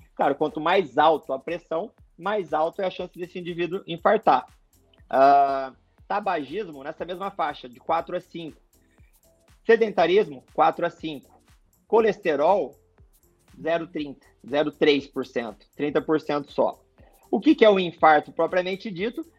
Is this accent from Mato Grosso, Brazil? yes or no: yes; Mato Grosso, Brazil; moved away as an adult; also born or lived in Belo Horizonte, Minas Gerais / Porto Alegre; now in Florianópolis, Brazil; sou natural mesmo, sou de Minas, de BH, mas fui criado no Mato Grosso. Nem cheguei a criar raízes em, em Minas, já fui direto para o Mato Grosso